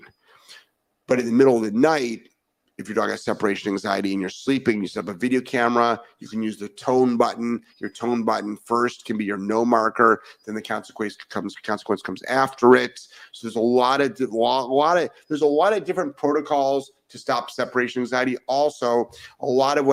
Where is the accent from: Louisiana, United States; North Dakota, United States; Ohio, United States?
Ohio, United States; Cleveland; moved away; I'm originally from Cleveland